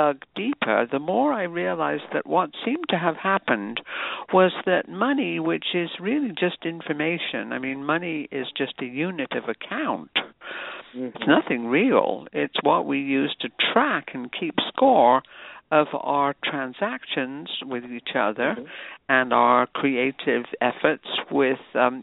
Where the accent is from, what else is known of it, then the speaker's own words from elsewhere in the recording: United Kingdom; moved away as an adult; also born or lived in New York City; now in United States; I was an immigrant from Britain, just a newly minted U.S. citizen